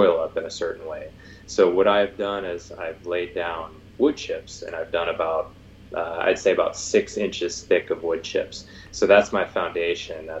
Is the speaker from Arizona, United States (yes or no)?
yes; Arizona, United States; moved away; also born or lived in Santa Cruz; I grew up in Arizona, and all my food came from the store